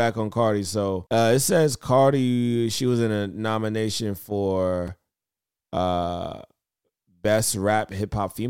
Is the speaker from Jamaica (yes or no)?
yes; Jamaica; I'm really Jamaican and I got like 89 jobs.